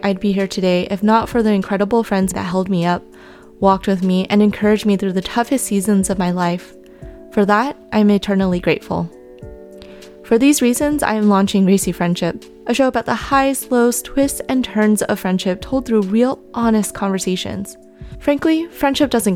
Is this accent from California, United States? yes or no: yes; Bay Area, California, United States; I'm a 31-year-old, fourth-generation Chinese-American woman who was born and raised in the Bay Area